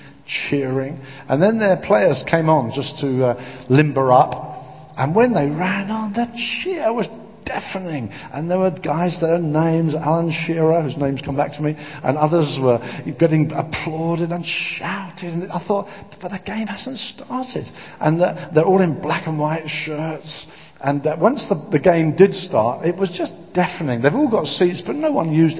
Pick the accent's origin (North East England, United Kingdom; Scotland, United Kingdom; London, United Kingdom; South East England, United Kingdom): South East England, United Kingdom; Brighton and Hove; I come from Brighton and Hove